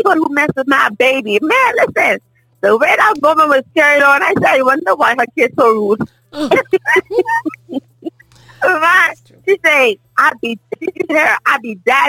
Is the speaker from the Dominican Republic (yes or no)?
no; Bahamas; moved away; when I first came here, I'm from the Bahamas